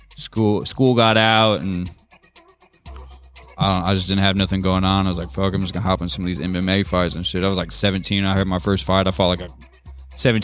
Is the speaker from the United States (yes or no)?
yes; Sioux City, Iowa, United States; moved away as an adult; also born or lived in Arizona; now in Park Hills, United States; I grew up most of my life pretty much in Sioux City, Iowa